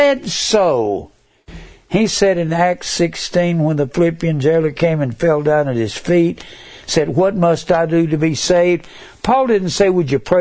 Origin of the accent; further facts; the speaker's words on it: Fort Worth, Texas, United States; I was raised in Fort Worth around a whole bunch of those.